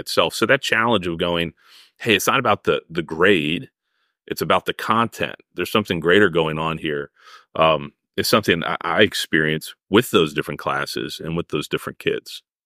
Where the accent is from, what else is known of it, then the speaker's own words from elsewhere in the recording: Arizona, United States; moved away; I'm from Arizona